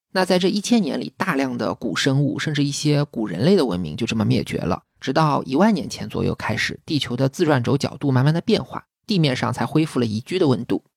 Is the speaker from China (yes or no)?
yes; China; 就像我们中国人一看到梅兰竹菊就知道代表君子